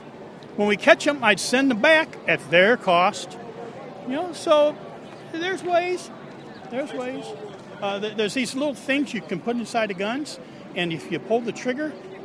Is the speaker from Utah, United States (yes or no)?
no; Yorkville, Illinois, United States; Yorkville, Illinois.